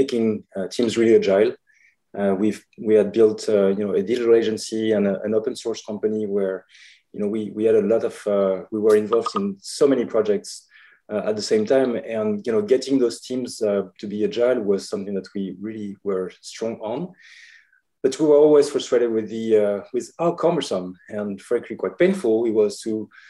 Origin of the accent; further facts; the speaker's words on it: France; moved away as an adult; also born or lived in Paris / San Francisco; now in Los Angeles, United States; I'm from France originally, but I've been in the US for now the last 5 years.